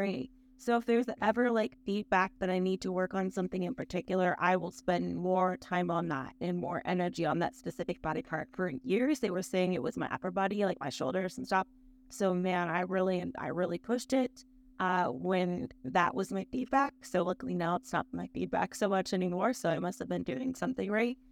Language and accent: English; Akron, Ohio, United States; I'm from Akron, Ohio, so it's kind of a big deal for us Ohioans